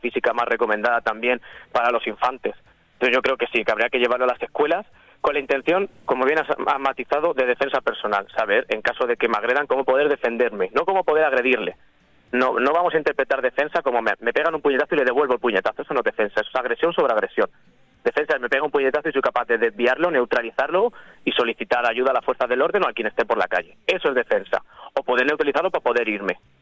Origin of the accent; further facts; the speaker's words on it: Torrevieja, Valencian Community, Spain; also born or lived in San Miguel de Salinas; en Torrevieja, que es de donde soy, donde he crecido